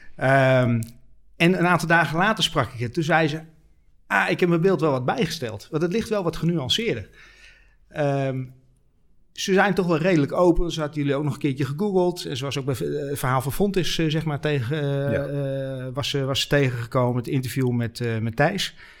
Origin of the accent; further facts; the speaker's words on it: Netherlands; wij als Hollanders